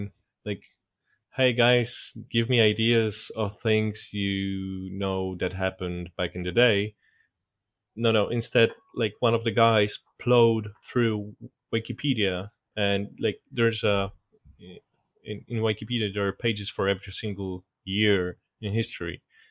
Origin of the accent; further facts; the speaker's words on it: Poland; My dad used to be in the military, and we tended to move around a lot until I was in primary school. So I didn't have a problem with moving from one city to another